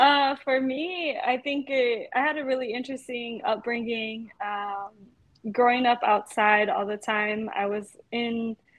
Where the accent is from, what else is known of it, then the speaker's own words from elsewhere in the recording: Pomona, California, United States; now in East Los Angeles, United States; I'm currently on Tongva territory in East Los Angeles. I'm originally from Pomona, California